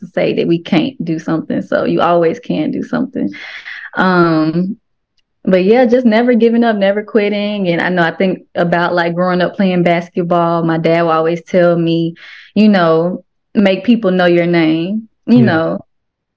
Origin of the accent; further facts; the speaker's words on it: Memphis, Tennessee, United States; I'm from Memphis